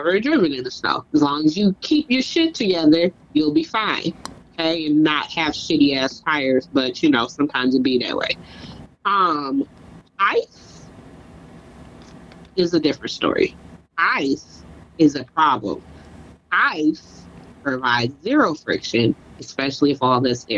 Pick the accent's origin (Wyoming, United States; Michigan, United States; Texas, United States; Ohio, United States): Michigan, United States; moved away; I'm from Michigan